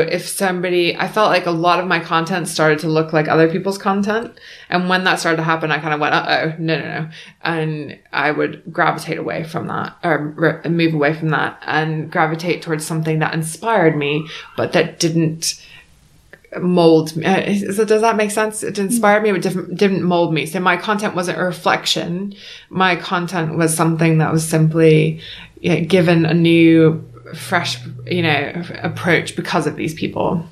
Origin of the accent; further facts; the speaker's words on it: Beaufort, South Carolina, United States; moved away as an adult; now in United Kingdom; I'm from Beaufort, South Carolina